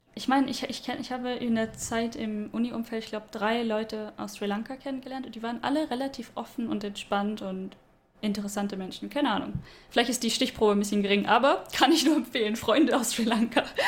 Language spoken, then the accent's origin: German; Stuttgart, Baden-Württemberg, Germany; moved away; da, wo ich herkomme